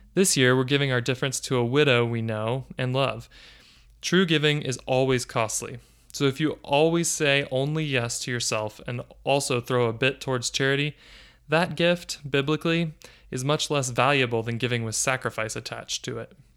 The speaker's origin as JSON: {"language": "English", "country": "United States", "said": "I'm an American"}